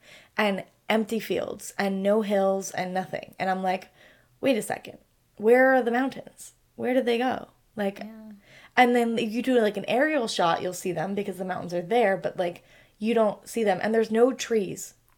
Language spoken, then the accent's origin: English; Sacramento, California, United States; we're from we're from Sacramento